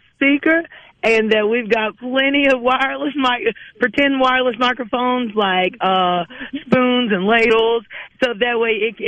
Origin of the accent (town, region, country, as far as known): Mississippi, United States